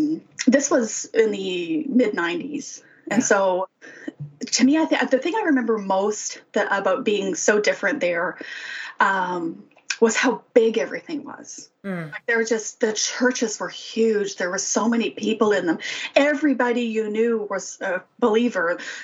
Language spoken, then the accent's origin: English; Saskatchewan, Canada; also born or lived in Winnipeg / Calgary; I mean, I grew up in Saskatchewan and we moved to Winnipeg. And then by then we were living in Calgary.